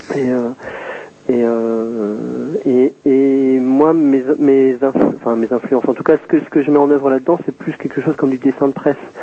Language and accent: French; south of Deux-Sèvres, Nouvelle-Aquitaine, France; je suis originaire du sud des Deux-Sèvres